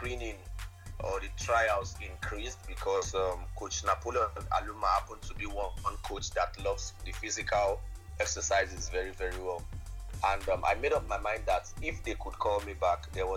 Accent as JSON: {"language": "English", "region": "Lagos", "country": "Nigeria", "said": "I'm from Lagos."}